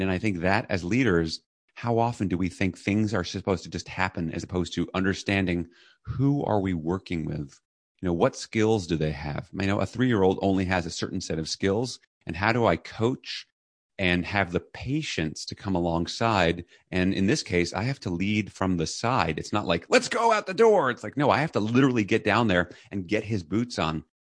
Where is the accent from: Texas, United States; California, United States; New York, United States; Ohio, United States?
New York, United States; New York City; I was raised in New York City